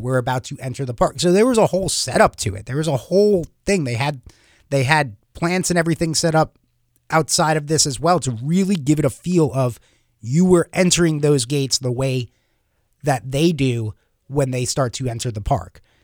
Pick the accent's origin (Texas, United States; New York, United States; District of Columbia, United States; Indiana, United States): New York, United States; Long Island; growing up in Long Island, New York